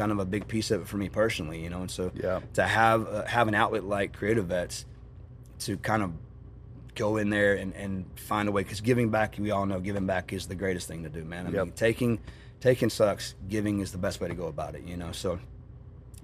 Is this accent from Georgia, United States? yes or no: no; North Carolina, United States; I grew up in Carolina